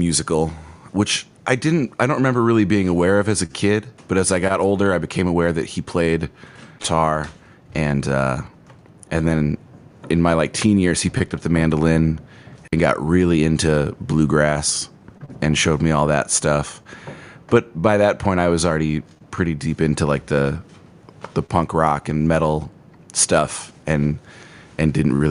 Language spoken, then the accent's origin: English; Wisconsin, United States; also born or lived in Owensboro, Kentucky / Indiana / Colorado / Wyoming; I was born in Owensboro, Kentucky, and we moved around a lot. We went from Owensboro to Indiana, to Colorado, to Wyoming, to Ohio, and then Wisconsin.